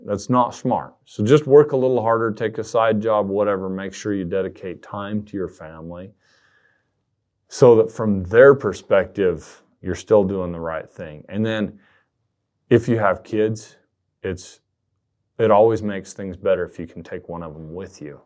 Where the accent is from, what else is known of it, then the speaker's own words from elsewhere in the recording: southern Utah, United States; moved away as an adult; now in Idaho, United States; I was down in the southern part of the state, which is a, a much different place than the population centers in Utah Valley and Salt Lake City